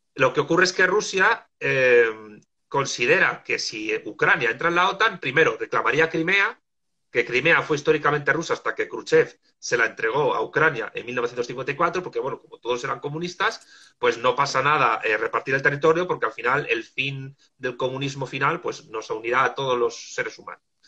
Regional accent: Madrid, Community of Madrid, Spain; moved away as an adult; also born or lived in Argentina; now in Salamanca, Spain; Soy de Madrid, pero estuve viviendo en Argentina año y medio y luego cuando regresé me vine a vivir a Salamanca

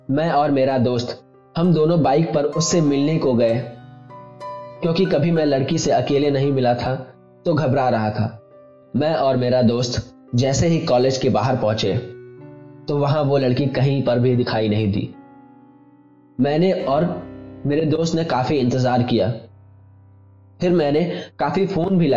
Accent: Uttar Pradesh, India; और मैं उत्तर प्रदेश का रहने वाला हूं

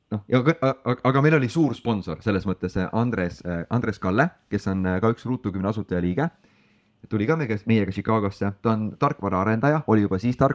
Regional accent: Estonia; ja olles esimene eestlane, kes seal käis

